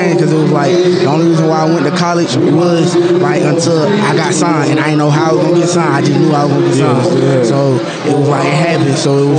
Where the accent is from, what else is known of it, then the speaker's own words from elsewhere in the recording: Atlanta, Georgia, United States; Well, shit, man, I'm from Atlanta, so